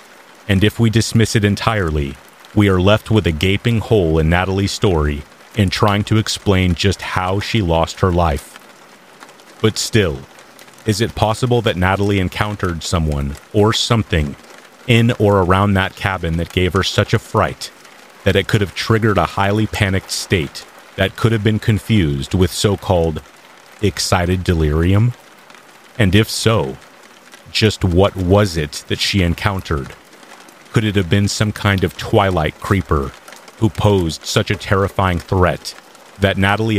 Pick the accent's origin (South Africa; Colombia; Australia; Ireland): South Africa; moved away; Growing up in South Africa, we are taught from a very young age that it's important to make sure all doors are locked and windows are closed at night.